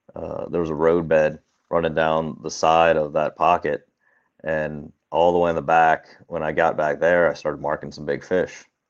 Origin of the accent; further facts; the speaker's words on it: Cincinnati, Ohio, United States; I'm from Cincinnati, Ohio